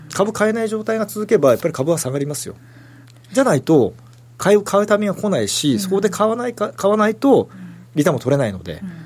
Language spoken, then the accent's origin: Japanese; Toyama, Japan; moved away; 私地元が富山なんで